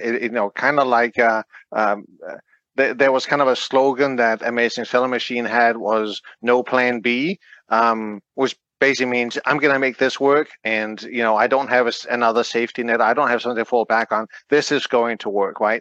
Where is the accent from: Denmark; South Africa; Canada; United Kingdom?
Denmark; now in United States; I'm from Denmark.